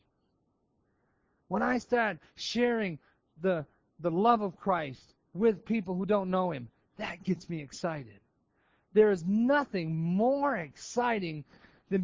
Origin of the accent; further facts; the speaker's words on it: Maine, United States; moved away; I'm from Maine